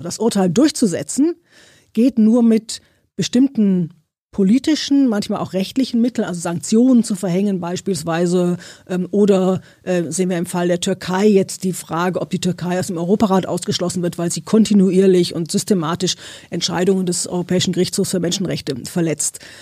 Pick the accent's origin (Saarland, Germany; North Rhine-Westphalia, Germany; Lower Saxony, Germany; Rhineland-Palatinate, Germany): North Rhine-Westphalia, Germany; Cologne; Also ich bin aus Köln, also ich bin eine Kölnerin